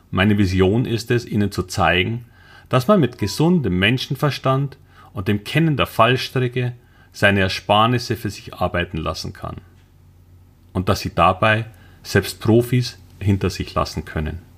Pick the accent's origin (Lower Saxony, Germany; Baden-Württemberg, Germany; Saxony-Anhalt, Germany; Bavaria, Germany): Bavaria, Germany; Munich; now in Hamburg, Germany; Wie man wahrscheinlich unschwer hört, bin ich ursprünglich ein Münchner. Aber ich lebe jetzt seit über zehn Jahren in Hamburg.